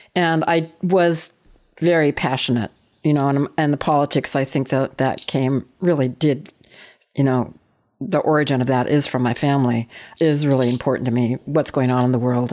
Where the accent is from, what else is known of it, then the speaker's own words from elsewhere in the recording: Walnut Creek, California, United States; also born or lived in Berkeley, California; My parents moved out to the suburbs, which is about ten miles east here of Berkeley, uh, to a little tiny suburban enclave called Walnut Creek.